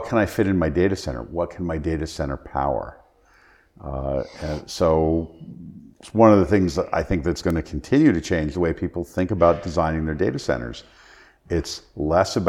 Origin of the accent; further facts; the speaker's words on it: New Jersey, United States; I grew up in New Jersey